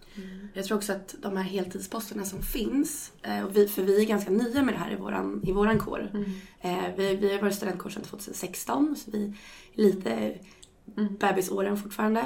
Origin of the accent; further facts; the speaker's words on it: Stockholm, Stockholm County, Sweden; moved away as an adult; now in Uppsala, Sweden; lite i Uppsala och lite i Stockholm där jag kommer ifrån